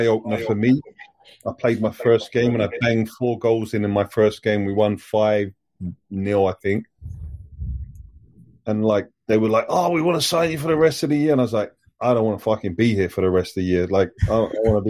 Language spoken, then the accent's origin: English; London, United Kingdom; my hometown club that I've been at since the age of 9